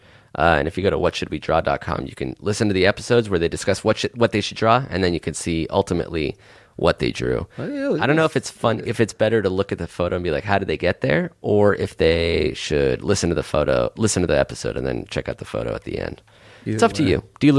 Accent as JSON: {"language": "English", "town": "Los Angeles", "region": "California", "country": "United States", "tie": "born or raised there", "also_born_or_lived": "Afula, Israel", "said": "I was born in Afula, but I was raised in Los Angeles."}